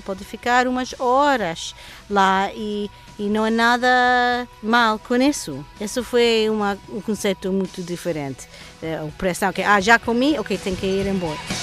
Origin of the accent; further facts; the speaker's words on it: United States; Portuguese is a second language; moved away as an adult; now in Lisbon, Portugal; eu sou de Washington